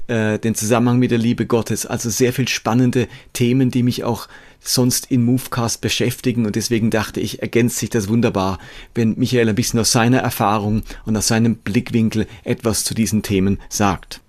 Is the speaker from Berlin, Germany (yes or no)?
no; Karlsruhe, Baden-Württemberg, Germany; ich stamme aus Karlsruhe